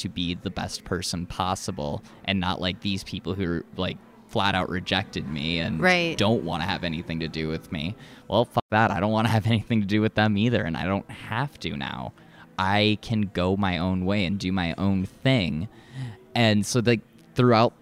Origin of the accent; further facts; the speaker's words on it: Minnesota, United States; we're Minnesotan